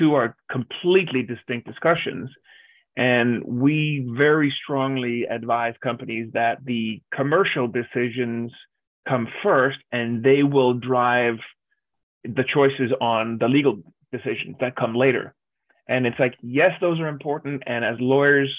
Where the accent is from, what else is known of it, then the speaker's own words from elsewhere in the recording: Denmark; now in Los Angeles, United States; I grew up in Denmark